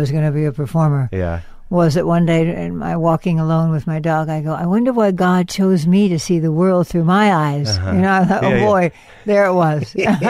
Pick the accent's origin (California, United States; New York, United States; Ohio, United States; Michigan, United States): California, United States; Los Angeles; Well, I grew up in San Fernando, Granada Hills. And then moved to town in the 10th grade.